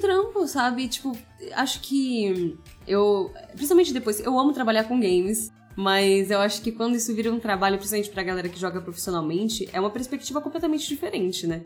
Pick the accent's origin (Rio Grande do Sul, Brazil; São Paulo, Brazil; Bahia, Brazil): São Paulo, Brazil; Embu das Artes; moved away as an adult; now in São Paulo, Brazil; Sou de Imbu das Artes, assim, meio nativa vibes, sempre morei lá e agora tô morando por São Paulo.